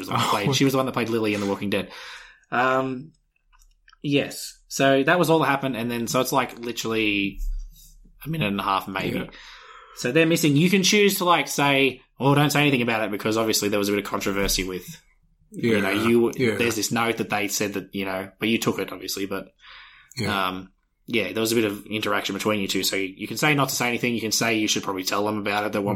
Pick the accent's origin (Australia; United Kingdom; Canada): Australia; We're Australian.